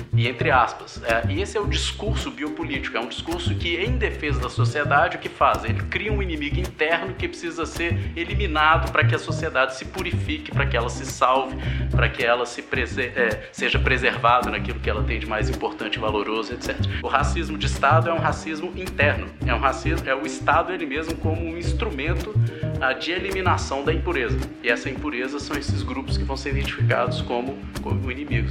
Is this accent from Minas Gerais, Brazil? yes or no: yes; Minas Gerais, Brazil; vim daqui das Minas Gerais